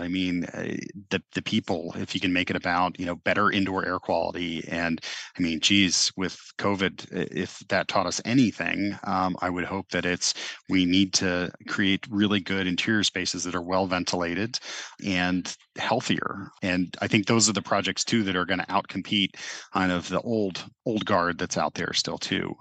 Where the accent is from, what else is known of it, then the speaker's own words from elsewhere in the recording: Cincinnati, Ohio, United States; growing up in the Midwest